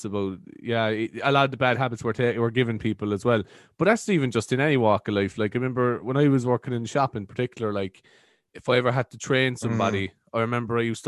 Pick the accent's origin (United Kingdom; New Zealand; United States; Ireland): Ireland